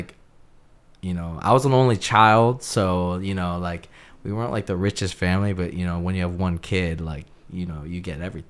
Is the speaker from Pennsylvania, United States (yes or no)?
yes; Lansdale, Pennsylvania, United States; also born or lived in Seattle, Washington / Bloomsburg, Pennsylvania / Conshohocken, Pennsylvania; Then I came to North Wales or Lansdale area, and I was there almost all my life